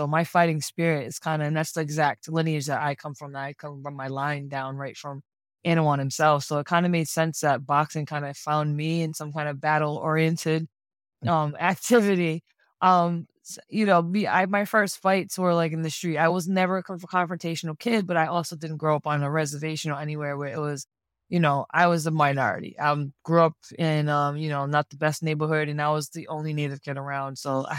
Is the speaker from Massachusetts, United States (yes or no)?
yes; Seekonk, Massachusetts, United States; more history about my tribe, I'm from the Sikonke clan or the Black Goose clan of the Wampanoag Nation. There's like, I gotta say, 9 different bands or clans in the Wampanoag Nation. I come from Sikonke or Sikonk.